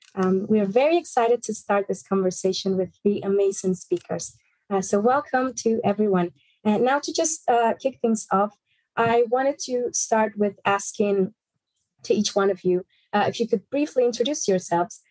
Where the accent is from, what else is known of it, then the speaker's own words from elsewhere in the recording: Peru; I am originally from Peru